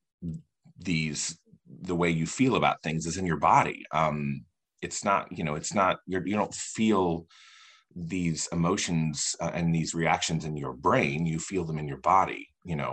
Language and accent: English; Indiana, United States; moved away as an adult; also born or lived in Los Angeles, California; I live in Indiana now, and I'm from Indiana, but I lived in California from like 2007 to 2015